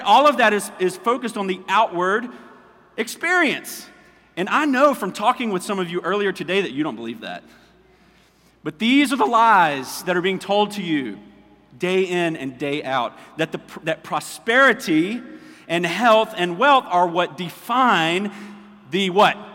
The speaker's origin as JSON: {"language": "English", "country": "United States", "said": "as American Christians"}